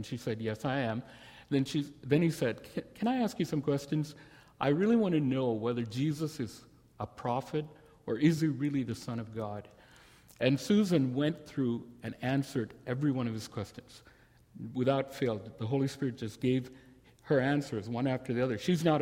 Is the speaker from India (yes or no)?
yes; India; now in Dallas, United States; me as an Indian